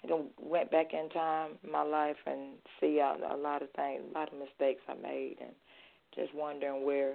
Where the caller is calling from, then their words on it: Athens, Georgia, United States; hey, this is … calling from Athens, Georgia.